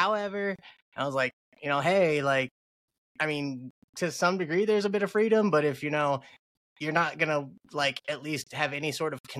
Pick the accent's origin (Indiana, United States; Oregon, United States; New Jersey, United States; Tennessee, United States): Indiana, United States; Fort Wayne; I'm from Indiana, Fort Wayne, to be exact